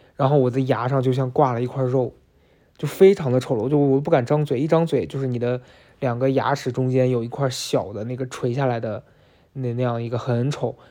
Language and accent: Chinese; Shaanxi, China; 辣子，我们陕西人的叫法